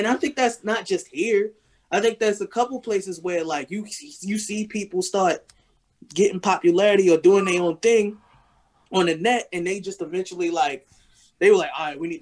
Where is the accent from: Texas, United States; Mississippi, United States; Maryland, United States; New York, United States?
Maryland, United States; Baltimore; I'm an artist from Baltimore